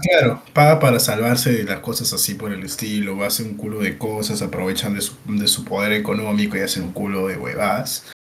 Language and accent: Spanish; Peru; Somos peruanos